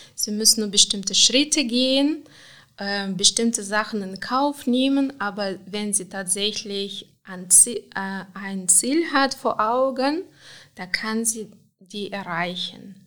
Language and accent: German; Moldova; German is a second language; moved away as an adult; also born or lived in Cologne, Germany; now in Aachen, Germany; Ich bin in Moldawien geboren, also äh, einfach 1980, das war noch ganz anderes Land, da war noch Sowjetunion